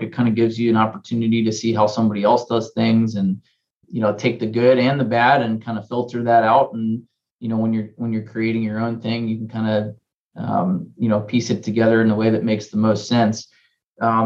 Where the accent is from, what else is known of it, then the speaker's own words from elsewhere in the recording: Cincinnati, Ohio, United States; also born or lived in Pennsylvania / Philadelphia; I grew up in Cincinnati